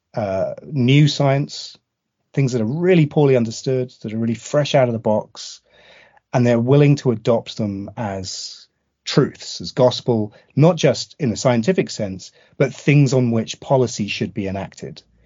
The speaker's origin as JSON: {"language": "English", "country": "United Kingdom", "also_born_or_lived": "southeast London", "lives_now": "London, United Kingdom", "said": "as a Brit"}